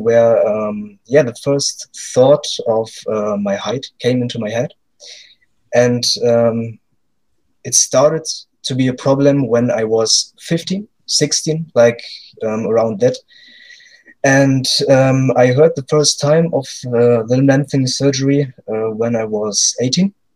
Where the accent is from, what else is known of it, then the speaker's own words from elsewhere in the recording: Germany; English is a second language; I'm from Germany